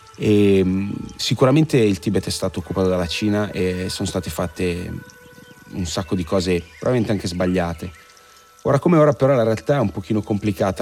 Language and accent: Italian; Italy